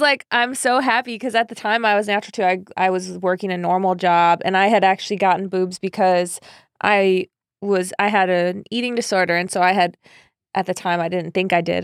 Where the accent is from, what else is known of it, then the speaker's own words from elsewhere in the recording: Chicago, Illinois, United States; now in Los Angeles, United States; I grew up in Chicago